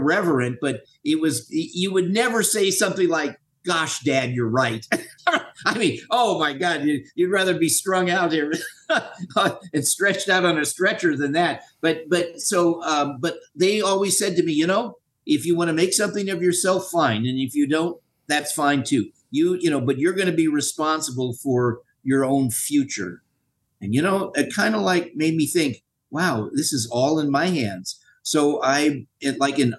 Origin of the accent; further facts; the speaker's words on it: Los Angeles, California, United States; I was born in Los Angeles, Queen of Angels Hospital, sixth floor.